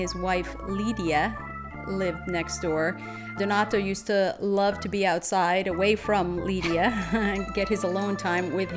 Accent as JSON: {"language": "English", "town": "Paterson", "region": "New Jersey", "country": "United States", "tie": "born or raised there", "said": "we grew up in Patterson, New Jersey"}